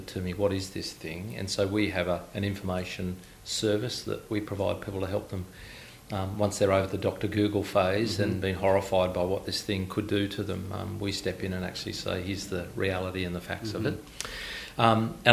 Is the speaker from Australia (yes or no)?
yes; Inverell, New South Wales, Australia; moved away; I was born in Inverell, where that sort of stopped after that moving process. So that's all I ever knew as a kid